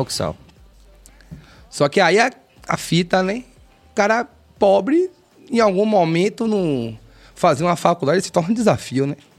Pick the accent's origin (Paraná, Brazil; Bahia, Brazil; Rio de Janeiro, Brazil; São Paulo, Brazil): Bahia, Brazil; Salvador; Nascido e criado na Cidade Baixa